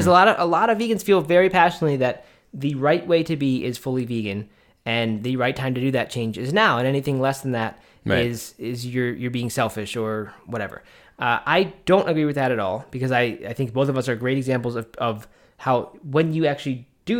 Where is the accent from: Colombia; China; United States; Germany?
United States; Baltimore, Maryland; I grew up in the Baltimore, Maryland area, and that was what we did, and it was just summertime tradition.